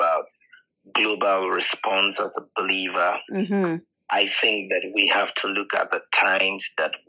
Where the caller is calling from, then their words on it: Ghana; I'm speaking from Ghana, Africa, in West Africa, and we have different time zones.